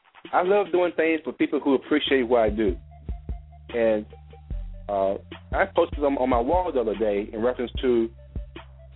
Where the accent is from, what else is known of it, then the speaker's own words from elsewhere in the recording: Alabama, United States; moved away; my hometown area, Alabama